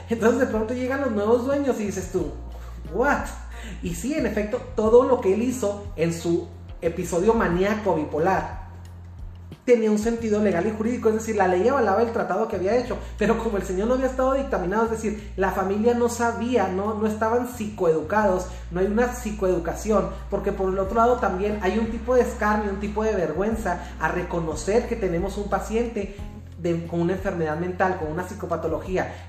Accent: Chihuahua, Mexico; soy de Chihuahua, I come from Chihuahua, Mexico

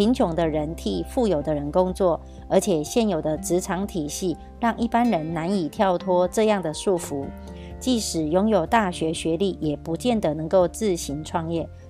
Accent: Miaoli County, Taiwan; 今天要为大家导读的主题是

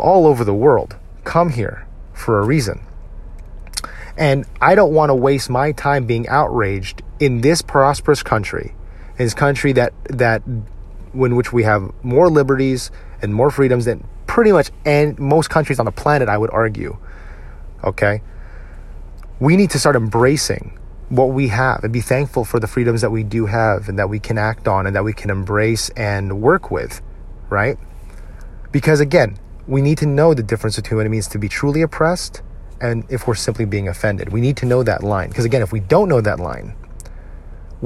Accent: United States; a Filipino American

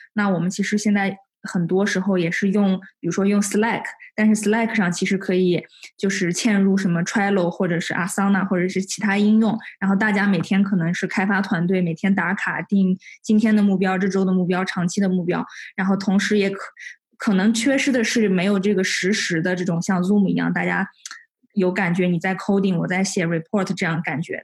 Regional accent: Xining, Qinghai, China; 我来自青海西宁

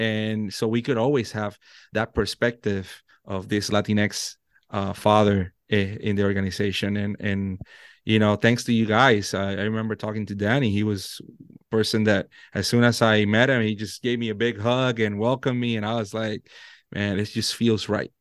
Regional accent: Puerto Rico; first language Spanish; English is a second language; moved away as an adult; now in Virginia, United States; I was born and raised in Puerto Rico.

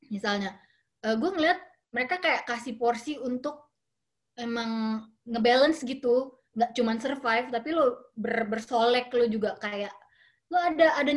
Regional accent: Jakarta, Indonesia; also born or lived in Germany; gue lahir di Jerman tahun 80 1980 sampai Jakarta 85an uh, eh, dari situ tuh gue kayak ngerasa uh, eh, gue nggak nggak lihat orang menikmati hidup gitu sepanjang gue tumbuh dan besar di Jakarta

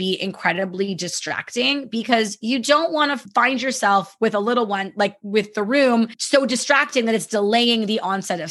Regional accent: Canada; I'm very Canadian

